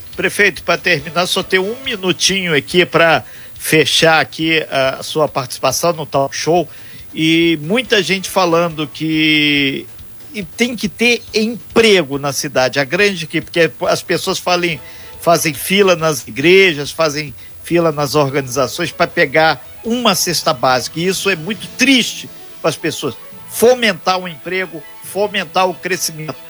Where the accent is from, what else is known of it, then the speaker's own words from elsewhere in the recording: Minas Gerais, Brazil; moved away; não sou angrense, sou mineiro